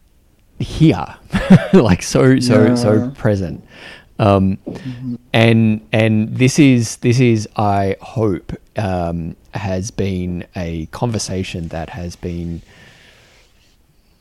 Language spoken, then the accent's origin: English; Australia; as an Australian man